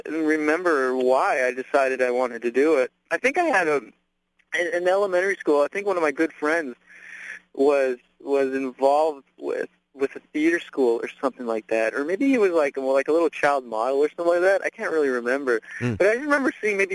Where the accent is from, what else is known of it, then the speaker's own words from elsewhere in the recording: Winnipeg, Manitoba, Canada; moved away as an adult; also born or lived in Vancouver / Iowa; now in Los Angeles, United States; ended up spending the majority of my years in Winnipeg, Manitoba, Canada